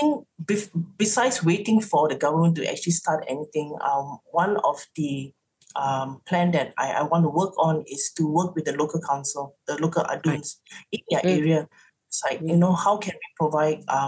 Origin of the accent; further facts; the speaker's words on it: Seremban, Negeri Sembilan, Malaysia; moved away; Seremban have to, you know, it's like, that's my hometown.